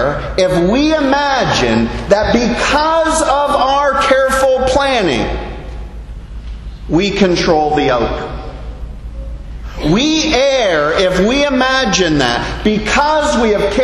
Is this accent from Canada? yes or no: yes; Canada; moved away as an adult; now in Bahamas; as a Canadian living here in the Bahamas for nearly